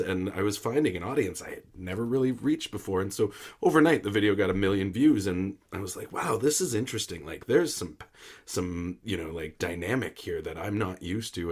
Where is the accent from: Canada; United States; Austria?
Canada; I am Canadian content.